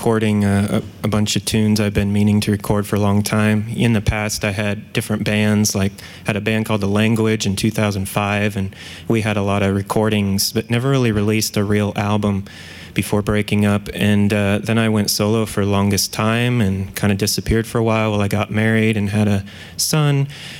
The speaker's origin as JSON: {"language": "English", "region": "Nebraska", "country": "United States", "tie": "born or raised there", "also_born_or_lived": "South Dakota / Ankara, Turkey / Indiana", "said": "So I was born in South Dakota, and then we moved to Ankara, Turkey, which is the capital, and then to Nebraska. I grew up there from like, you know, preschool to fifth grade, and then right from fifth to sixth grade, we moved to Indiana."}